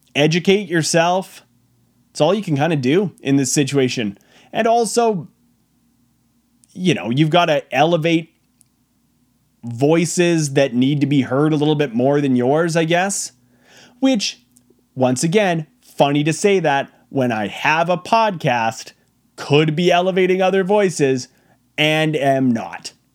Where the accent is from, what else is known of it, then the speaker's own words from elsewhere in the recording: Brooks, Alberta, Canada; My hometown of Brooks